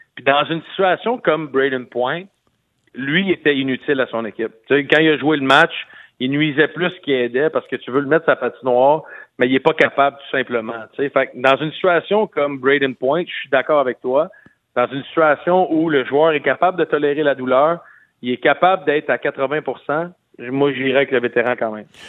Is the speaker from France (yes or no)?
no; Quebec, Canada; moi comme Québécois euh, canadien